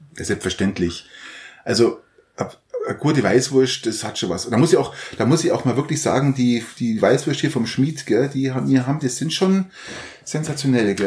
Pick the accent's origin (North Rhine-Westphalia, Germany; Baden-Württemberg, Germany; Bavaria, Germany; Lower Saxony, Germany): Bavaria, Germany; Garmisch-Partenkirchen; ich komme ja aus Garmisch